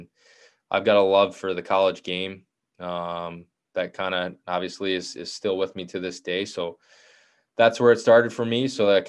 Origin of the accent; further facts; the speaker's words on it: New York, United States; Yeah, I mean, for me, I'm a Western New Yorker, born and raised. You know, I grew up outside of Rochester and to two parents from Buffalo.